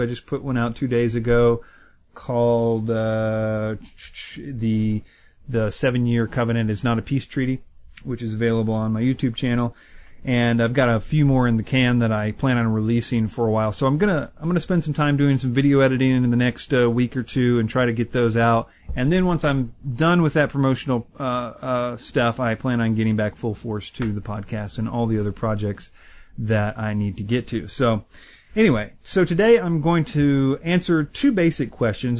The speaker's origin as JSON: {"language": "English", "country": "United States", "said": "as an American"}